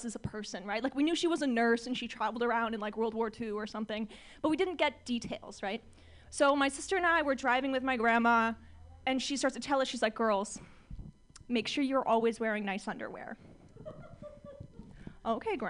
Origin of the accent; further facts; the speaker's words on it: Orange County, California, United States; I'm from Orange County, California.